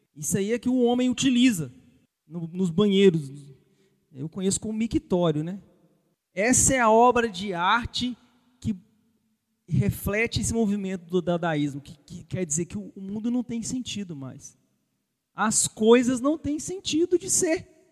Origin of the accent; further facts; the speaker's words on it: Brazil; vocês e eu, como brasileiros